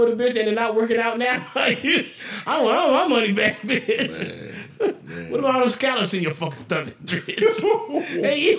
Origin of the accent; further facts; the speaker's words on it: Las Vegas, Nevada, United States; growing up here, you ain't hear that kind of nothing.